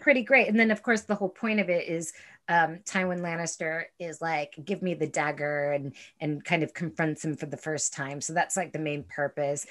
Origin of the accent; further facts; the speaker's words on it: United States; I still fucking am an American. I am still, in spite of many things, proud of being an American